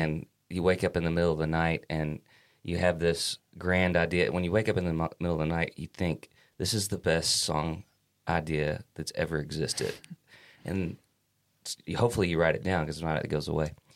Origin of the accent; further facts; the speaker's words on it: Kentucky, United States; we're from Kentucky, and our Kentucky roots always make their way through the music